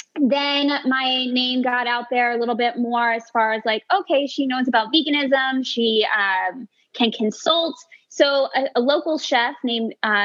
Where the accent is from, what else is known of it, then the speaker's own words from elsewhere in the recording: New York, United States; now in Las Vegas, United States; I've been here for about 14 years. I am originally from New York, and I kept leaving Las Vegas.